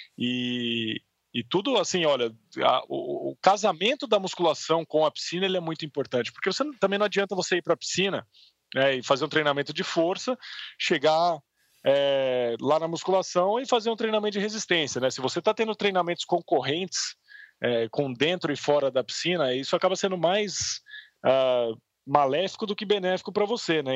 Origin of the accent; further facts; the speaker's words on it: Piracicaba, São Paulo, Brazil; quando eu era moleque lá em Piracicaba